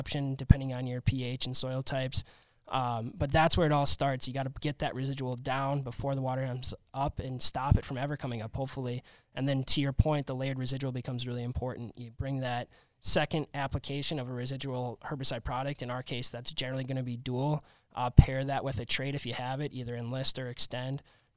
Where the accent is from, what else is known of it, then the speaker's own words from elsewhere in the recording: Minnesota, United States; now in Wisconsin, United States; I'm from Minnesota here